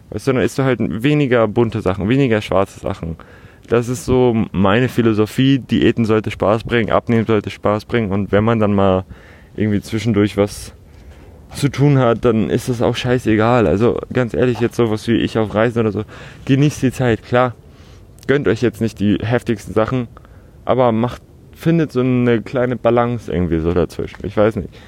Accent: Hamburg, Germany; Bin aufgewachsen in Altona, Altonale jedes Jahr. Man kennt das Gedränge so ein bisschen.

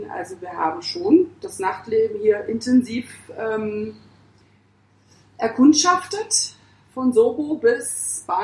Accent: Hamburg, Germany; also ich als Hamburgerin quasi

